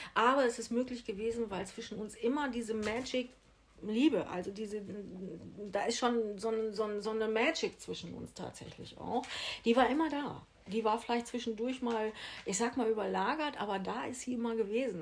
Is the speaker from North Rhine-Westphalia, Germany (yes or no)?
yes; Ibbenbüren, North Rhine-Westphalia, Germany; moved away as an adult; now in Mallorca, Spain; in Ibbenbüren, in meiner Geburtsstadt. Ich komme aus Ibbenbüren